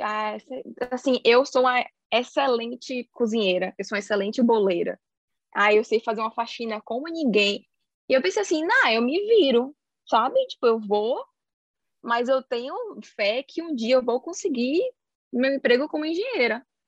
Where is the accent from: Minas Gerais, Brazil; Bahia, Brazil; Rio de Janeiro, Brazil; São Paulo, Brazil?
Bahia, Brazil; Salvador; moved away as an adult; also born or lived in Sweden; now in Cambridge, United Kingdom; eu sou de City, minha querida Salvador, porém atualmente eu moro na Inglaterra